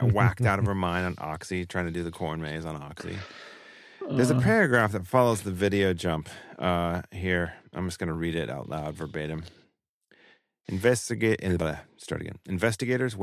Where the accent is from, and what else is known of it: Utah, United States; born or raised there